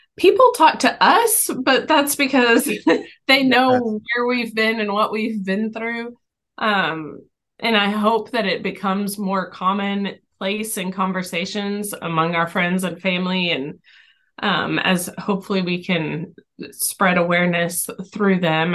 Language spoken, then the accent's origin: English; Texas, United States; now in Tennessee, United States; we're from Texas originally. We're now in Tennessee.